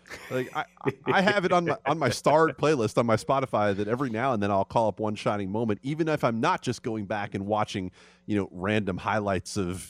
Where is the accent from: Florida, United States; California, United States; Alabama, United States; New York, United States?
New York, United States; New York City; moved away; I make no bones about the fact that I'm a New Yorker